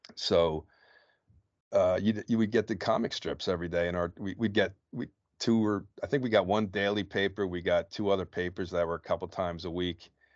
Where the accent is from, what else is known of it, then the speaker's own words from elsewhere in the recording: New Jersey, United States; I'm born and bred